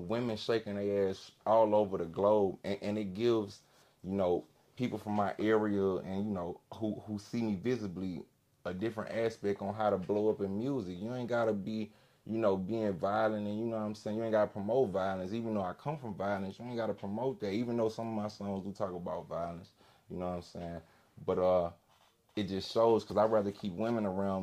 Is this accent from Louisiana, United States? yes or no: yes; Baton Rouge, Louisiana, United States; I'm from Baton Rouge, so a lot of people die from, violence and stuff